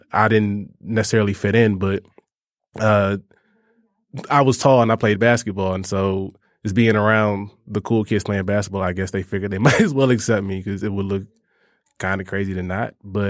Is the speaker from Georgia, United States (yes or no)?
yes; Georgia, United States; I grew up in Georgia. I grew up near Atlanta.